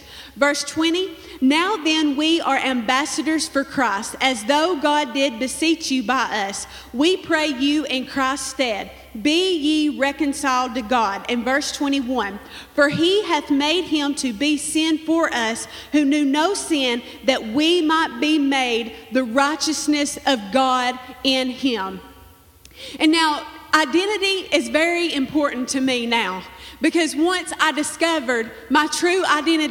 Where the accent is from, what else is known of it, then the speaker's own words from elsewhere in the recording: Manchester, Kentucky, United States; I'm from Manchester here in Clay County